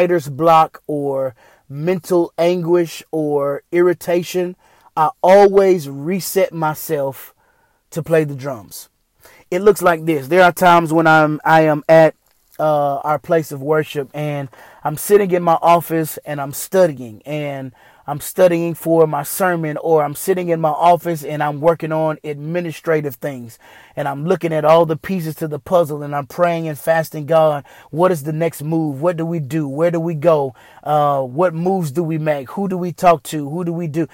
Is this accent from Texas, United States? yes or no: yes; Houston, Texas, United States; also born or lived in Killeen, Texas; When I was in the fifth grade, my family and I moved from Killeen, Texas to Houston, Texas.